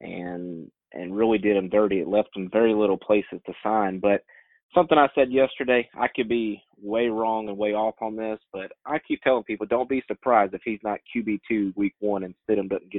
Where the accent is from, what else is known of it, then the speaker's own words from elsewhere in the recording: Alabama, United States; I'm from Alabama